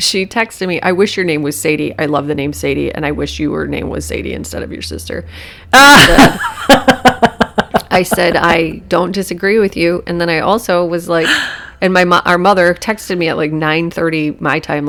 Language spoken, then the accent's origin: English; United States; I'm American